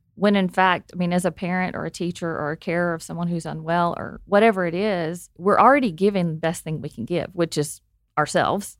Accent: Arkansas, United States; I am from Arkansas, if you can't tell by the accent

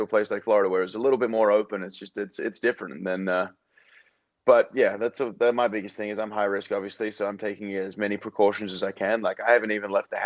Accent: Australia; moved away; back in Australia

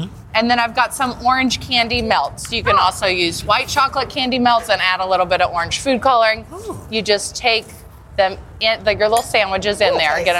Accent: West Virginia, United States; I'm from West Virginia

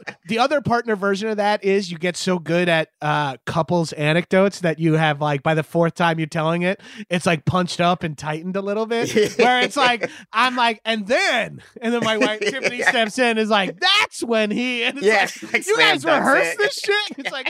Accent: Atlanta, Georgia, United States; Like, he's from Houston. I'm from Atlanta, so I hate him.

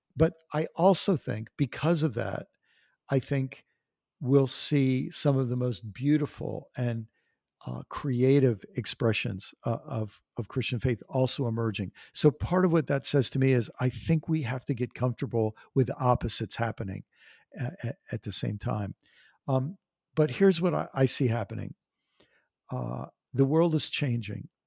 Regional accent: Maryland, United States; also born or lived in New York; I grew up on the East Coast of the United States. I was born in New York and lived in the state of Maryland, right near Washington, D C

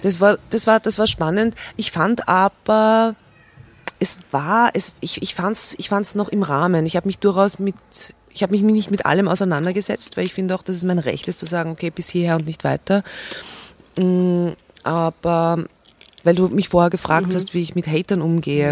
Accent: Steyr, Upper Austria, Austria; Ich bin in Steyr geboren

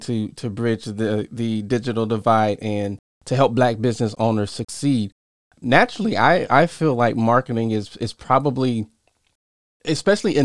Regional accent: Southern Illinois, United States; also born or lived in Chicago; I was born in Chicago, but raised in Southern Illinois

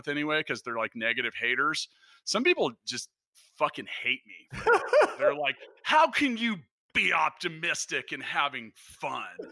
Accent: Leawood, Kansas, United States; I grew up in Leawood, Kansas

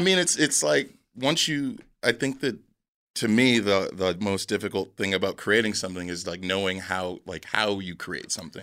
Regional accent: San Diego, California, United States; I'm from San Diego

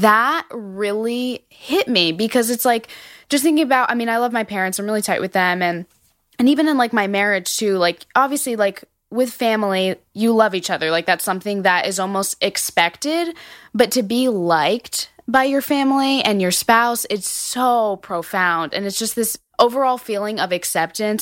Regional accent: New Jersey, United States; now in Georgia, United States; I'm originally from New Jersey, but I live in Georgia now

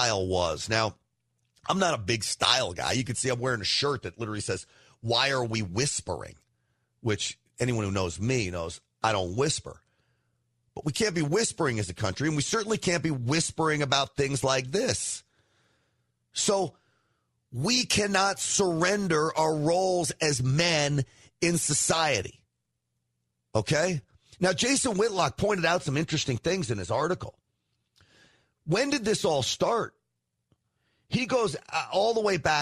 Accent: New York, United States; I'm half Italian. I grew up in New York

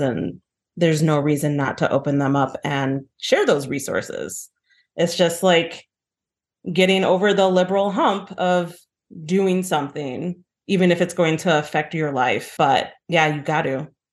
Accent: Chicago, Illinois, United States; I grew up in Rogers Park. It's, you know, very diverse, it's very black and brown

